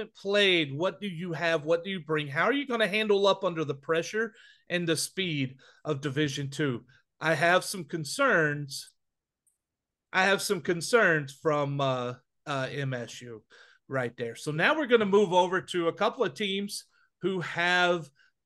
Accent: Wichita Falls, Texas, United States; my hometown of Wichita Falls

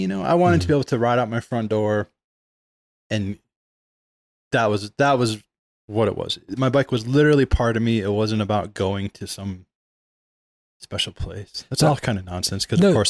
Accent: Michigan, United States; I was in Lower Michigan, kind of moved around like every year or two. So I was always in a different place, but, you know, suburbs of Detroit, basically.

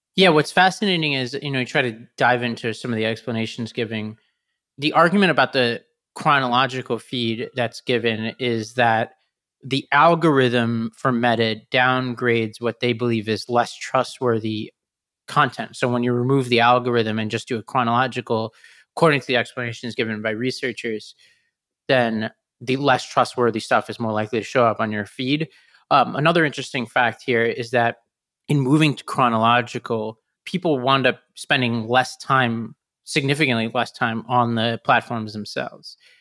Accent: New York City, New York, United States; as a New Yorker

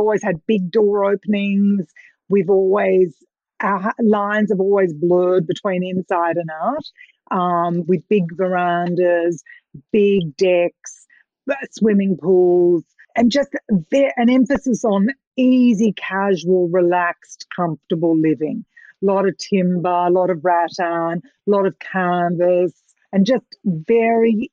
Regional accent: Australia; being Australian

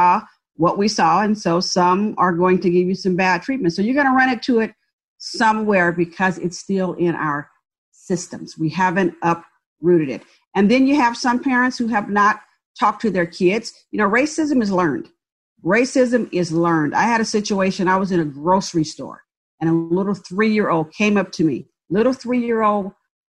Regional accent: San Francisco Bay Area, California, United States; also born or lived in Birmingham, Alabama; now in Dallas, United States; So moved to the San Francisco Bay Area and grew up in a public housing project

